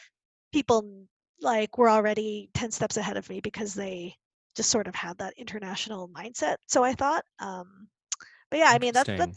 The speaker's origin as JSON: {"language": "English", "town": "Indianapolis", "region": "Indiana", "country": "United States", "tie": "born or raised there", "said": "I grew up in Indianapolis, Indiana, in the 80s. And, you know, people find it hard to believe that I'm Filipino-American."}